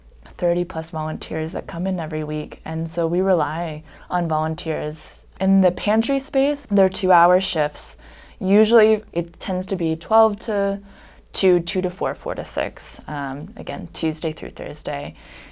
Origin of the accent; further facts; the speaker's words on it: Bloomington, Indiana, United States; I've grew up here.